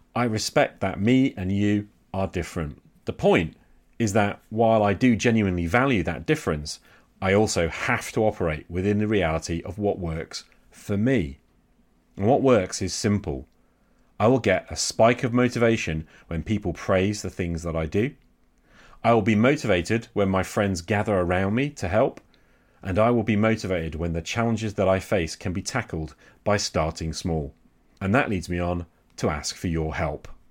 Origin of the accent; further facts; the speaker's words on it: England, United Kingdom; I'm English